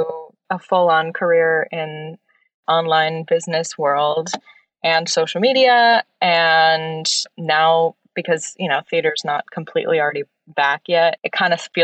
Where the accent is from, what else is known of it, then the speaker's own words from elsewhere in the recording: Wisconsin, United States; moved away as an adult; now in New York City, United States; I am from Wisconsin and I grew up performing and like doing all the theater in my school